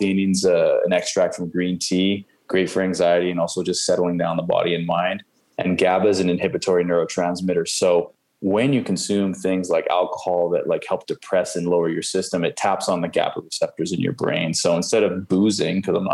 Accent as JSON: {"language": "English", "town": "Langley", "region": "British Columbia", "country": "Canada", "also_born_or_lived": "Vancouver, BC", "said": "I come from Langley where that's all they do out there"}